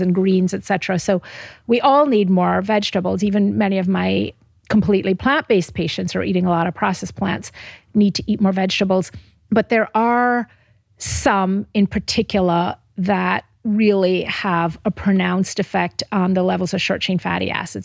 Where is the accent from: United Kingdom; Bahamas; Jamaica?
Jamaica; moved away; Where I'm from Jamaica originally